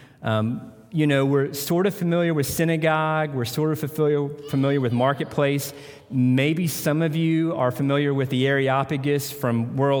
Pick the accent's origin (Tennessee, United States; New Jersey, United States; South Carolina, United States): Tennessee, United States; moved away; I'm from Tennessee